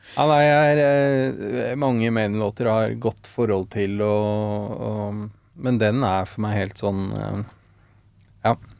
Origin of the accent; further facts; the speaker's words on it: Oslo, Norway; Født og oppvokst ved Sankthanshaugen, Frimannskate, og bor der fortsatt